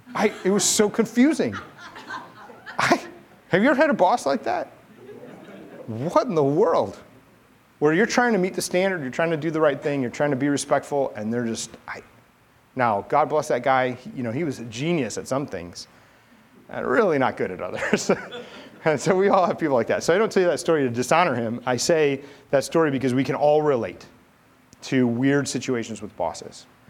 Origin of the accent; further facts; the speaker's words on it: St. Louis, Missouri, United States; I grew up in St. Louis